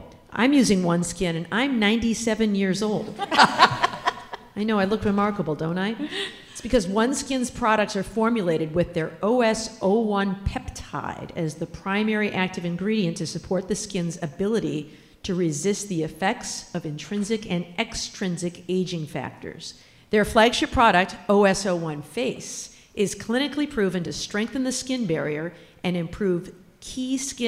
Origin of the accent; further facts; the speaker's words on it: Michigan, United States; my home state of Michigan